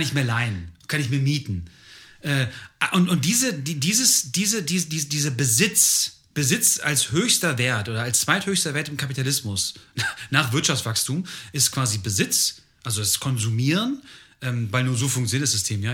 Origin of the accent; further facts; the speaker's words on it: Germany; aus irgendeinem Grund bin ich Deutscher